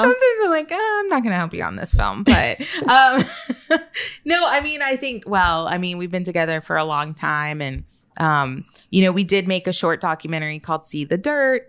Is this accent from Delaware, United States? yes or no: no; Austin, Texas, United States; also born or lived in San Antonio; I was born in San Antonio, but my city's gonna be San Antonio, even though I was raised in Austin